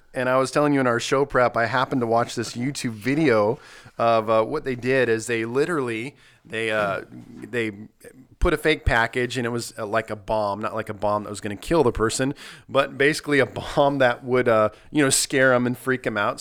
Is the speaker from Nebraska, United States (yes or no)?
yes; Nebraska, United States; also born or lived in Southern Missouri; now in Missouri, United States; I grew up in Nebraska.